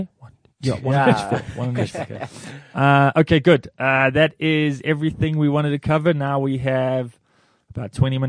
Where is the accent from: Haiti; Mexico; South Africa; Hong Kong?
South Africa; Durban, KwaZulu-Natal; I'm from Durban.